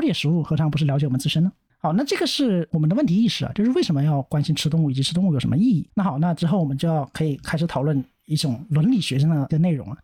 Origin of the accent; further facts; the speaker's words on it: Guangxi, China; 我是广西人